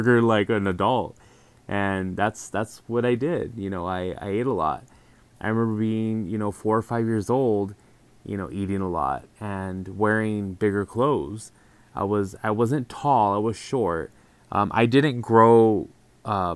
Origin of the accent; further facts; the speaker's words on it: El Paso, Texas, United States; moved away as an adult; now in San Diego, United States; 36 years old, I'm from El Paso, Texas.